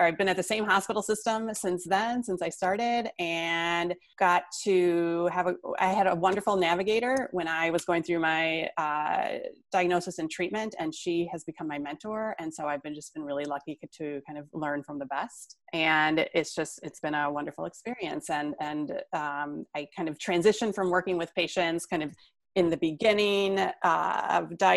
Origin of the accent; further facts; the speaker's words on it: Whitefish Bay, Wisconsin, United States; I am calling from Whitefish Bay, Wisconsin, which is a suburb of Milwaukee. So right on the shore of Lake Michigan. This is where I was raised